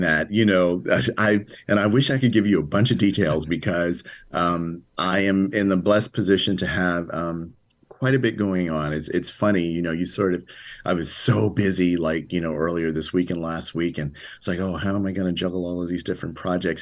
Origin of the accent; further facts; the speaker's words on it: Chicago, Illinois, United States; moved away; as a little kid growing up on the south side of Chicago